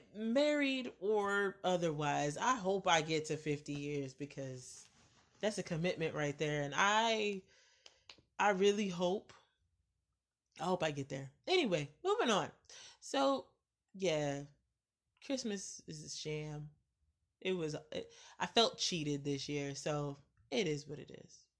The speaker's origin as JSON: {"language": "English", "country": "United States", "said": "I, as an American"}